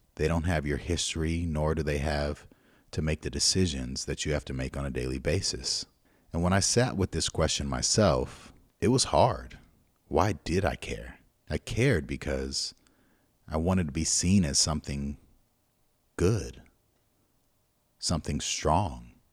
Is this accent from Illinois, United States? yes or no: no; Pasadena, California, United States; we're from Pasadena. And Pasadena is known as blood gang territory, at least where we grew up